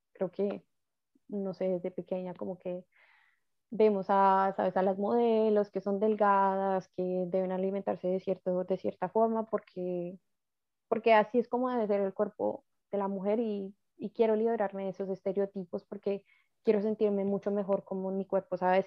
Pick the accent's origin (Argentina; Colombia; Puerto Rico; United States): Colombia; como cultura colombiana estamos como muy enseñados a trabaje, trabaje y eche para adelante